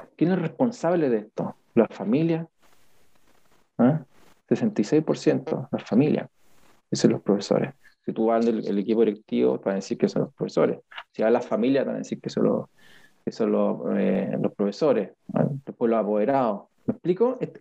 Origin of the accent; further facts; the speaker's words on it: Chile; somos los chilenos bien, bien pasivos